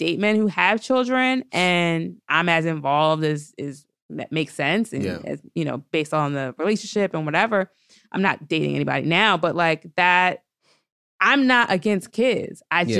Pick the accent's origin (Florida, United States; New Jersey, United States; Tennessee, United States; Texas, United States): New Jersey, United States; also born or lived in New York City; I'm from Jersey.